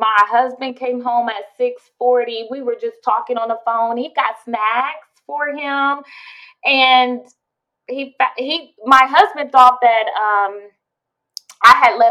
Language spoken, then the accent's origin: English; Columbus, Ohio, United States; moved away; We're originally from Columbus, Ohio